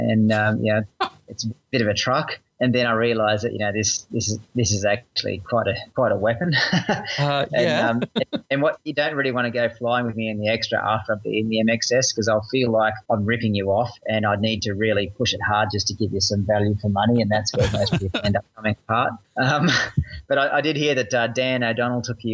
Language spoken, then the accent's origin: English; Australia; another Aussie motorsport champion